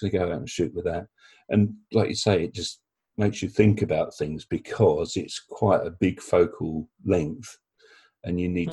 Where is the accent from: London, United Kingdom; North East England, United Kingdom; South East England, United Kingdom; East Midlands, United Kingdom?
South East England, United Kingdom; my hometown